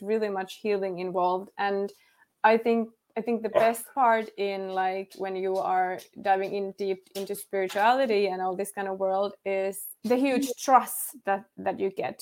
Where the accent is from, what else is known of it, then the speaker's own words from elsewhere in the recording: Finland; first language Finnish; English is a second language; All of my life. I am from Finland.